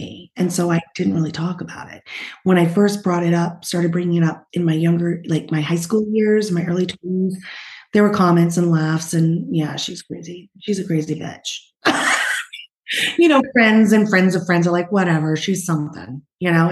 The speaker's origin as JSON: {"language": "English", "area": "New Hampshire, Vermont area", "region": "New England", "country": "United States", "also_born_or_lived": "Utah", "moved": "yes", "lives_now": "California, United States", "said": "I was originally from New Hampshire, Vermont area and moved to California"}